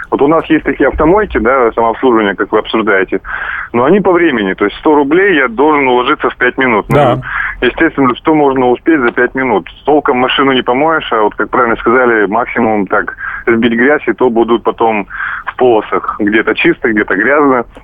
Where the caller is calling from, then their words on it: Crimea, Ukraine; Э, я вам из Крыма звоню.